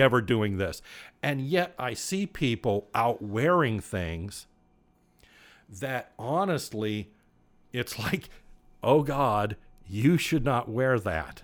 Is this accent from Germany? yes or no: no; United States; I was born in the United States of America